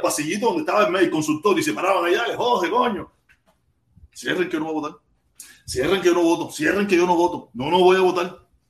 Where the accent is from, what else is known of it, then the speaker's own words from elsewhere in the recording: Pinar del Río, Cuba; yo soy pinareño